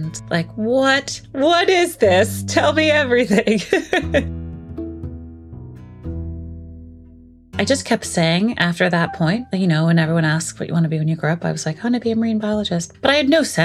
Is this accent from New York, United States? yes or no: yes; New York City, New York, United States; grew up in Brooklyn, but like not right on the water